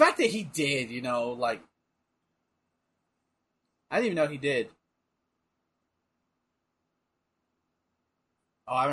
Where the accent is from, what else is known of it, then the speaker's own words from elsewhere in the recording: United States; I'm American